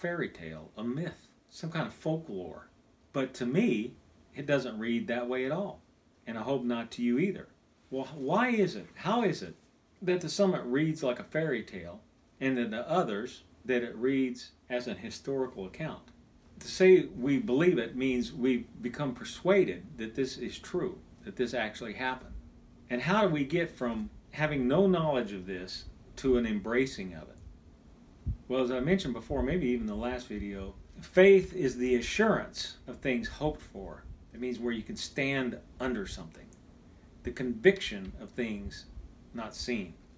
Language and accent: English; Kansas, United States; moved away; also born or lived in Texas; When I was a kid growing up in Kansas